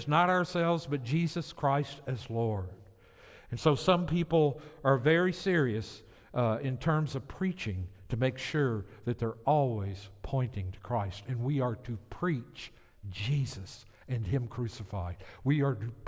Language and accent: English; the South, United States; moved away; I'm from the South